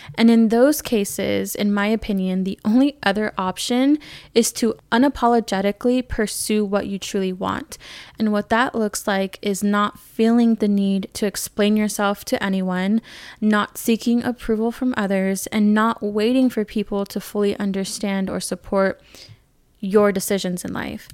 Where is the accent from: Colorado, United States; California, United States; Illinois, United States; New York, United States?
California, United States; growing up in California, I was around a lot of diversity